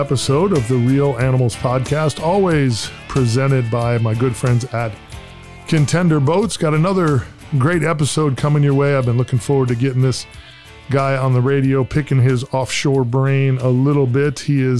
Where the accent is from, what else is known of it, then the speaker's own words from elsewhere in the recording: Oshkosh, Wisconsin, United States; moved away; I grew up in central Wisconsin, born and raised up there, a little town called Oshkosh